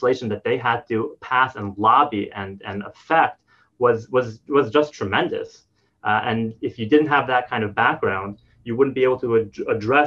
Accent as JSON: {"language": "English", "country": "United States", "tie": "born or raised there", "also_born_or_lived": "New Jersey / New York", "moved": "as an adult", "lives_now": "Paradise Valley, Arizona, United States", "said": "I grew up in on the East Coast in New York, New Jersey"}